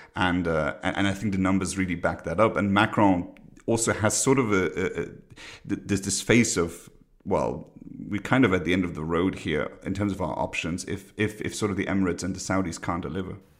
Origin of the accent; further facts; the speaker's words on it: Luxembourg; I'm from Luxembourg, a very small country